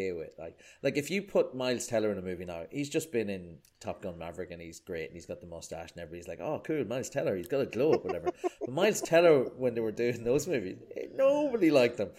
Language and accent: English; Ireland; as an Irish person